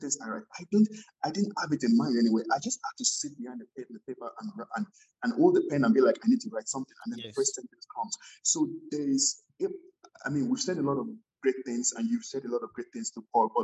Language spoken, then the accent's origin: English; Nigeria; moved away as an adult; also born or lived in Edmonton, Canada; I was coming from Nigeria